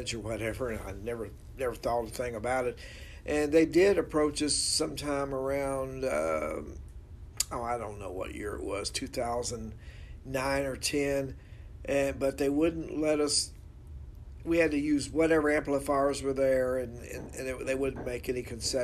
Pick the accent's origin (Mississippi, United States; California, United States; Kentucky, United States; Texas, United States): Kentucky, United States; Louisville; I grew up here in Louisville